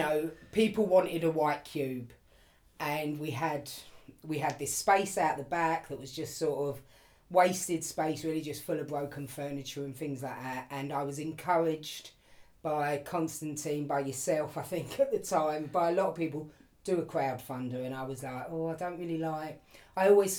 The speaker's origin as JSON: {"language": "English", "region": "London", "country": "United Kingdom", "tie": "born or raised there", "said": "I grew up in Pimlico, still live in Pimlico now."}